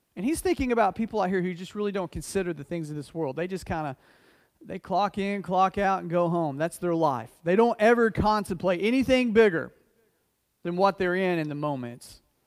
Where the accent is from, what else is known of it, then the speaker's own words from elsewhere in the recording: United States; being an American